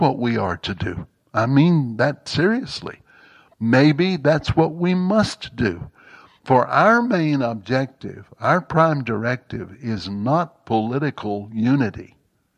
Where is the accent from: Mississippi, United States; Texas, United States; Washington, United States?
Mississippi, United States; I grew up in Jim Crow, Mississippi.